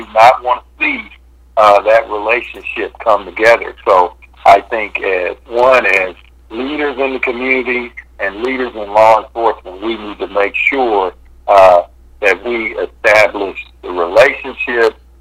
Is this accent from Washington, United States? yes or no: no; Kansas City, Kansas, United States; now in Kansas City, United States; I'm originally from Kansas City, Kansas, and that was one of the reasons why I went back to be the police chief